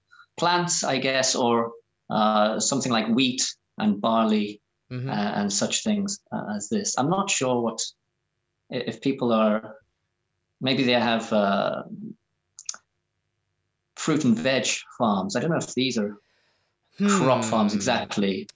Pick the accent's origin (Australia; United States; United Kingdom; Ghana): United Kingdom; Wales; My village, for example, was more Welsh in the past